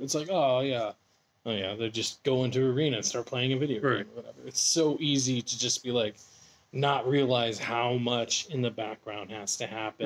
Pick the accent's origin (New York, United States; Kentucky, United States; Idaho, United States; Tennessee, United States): Idaho, United States; Boise; my hometown, Boise